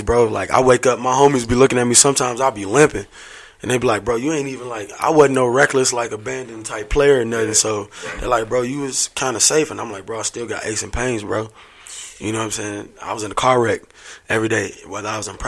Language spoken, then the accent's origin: English; Indiana, United States; I'm from Indiana originally. I was born in Indiana